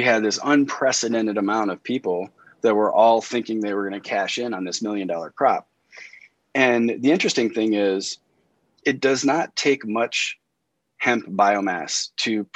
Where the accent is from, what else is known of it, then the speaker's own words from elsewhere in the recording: Indiana, United States; moved away as an adult; now in Western Colorado, United States; I'm originally from Indiana, and I lived in Indianapolis for 20 years